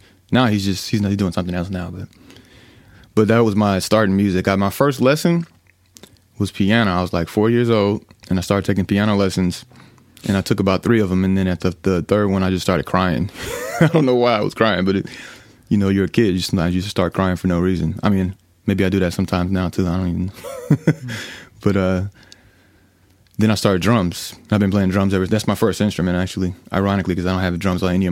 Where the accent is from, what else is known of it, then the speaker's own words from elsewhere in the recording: Gary, Indiana, United States; I'm from Gary, Indiana, which is a little southeast of Chicago.